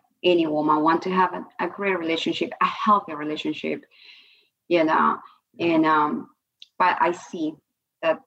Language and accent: English; Peru; moved away; I was born and raised in Peru in a middle class family I came from